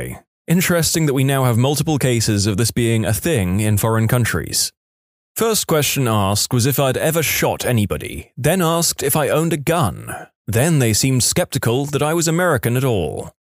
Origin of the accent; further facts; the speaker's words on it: Ireland; I'm from Ireland, but I lived in Ohio for a year.